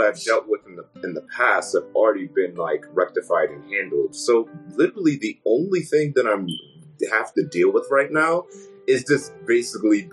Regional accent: Middletown, Connecticut, United States; also born or lived in West Haven, Connecticut; now in Bristol, United States; I grew up originally in West Haven, Connecticut

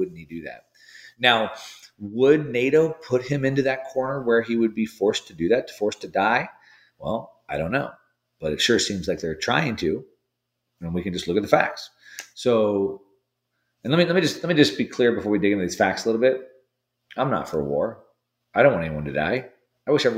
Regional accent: United States; as an American

